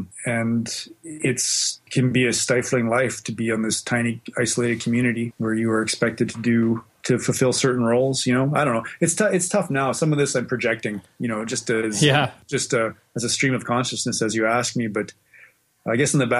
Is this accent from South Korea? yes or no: no; Western Canada, Canada; also born or lived in Australia; now in Winnipeg, Canada; Generally, yeah. My dad was a fighter pilot in the Air Force. So we kind of moved around a lot. We spent a little bit of time in Australia in the 70s, but mostly I was in Western Canada.